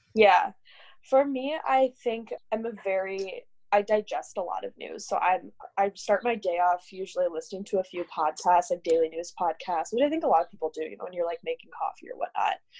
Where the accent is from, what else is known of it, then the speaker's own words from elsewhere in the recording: Minnesota, United States; moved away as an adult; also born or lived in New York City; I'm from Minnesota originally